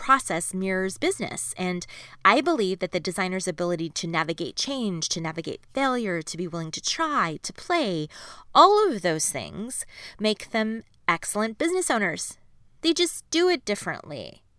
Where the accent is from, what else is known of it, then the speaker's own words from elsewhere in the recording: Canada; it's part of being Canadian, by the way. It's like built in.